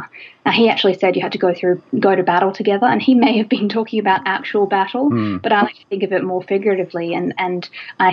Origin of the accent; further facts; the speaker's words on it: Australia; Australia, my home country